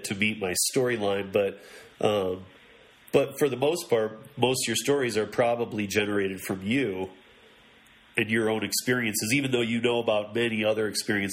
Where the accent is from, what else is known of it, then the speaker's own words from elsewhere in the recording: Michigan, United States; moved away; also born or lived in Miami; I'm from Michigan originally too. I've been out here for many years. I went to Miami for a few years after Michigan, then here, and been here since. But I'm originally from Michigan